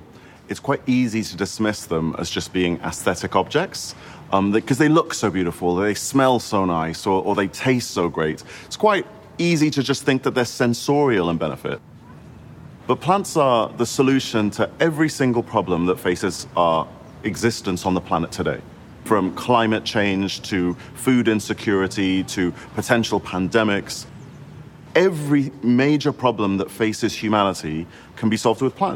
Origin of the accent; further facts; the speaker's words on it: Singapore; now in United Kingdom; I grew up in Singapore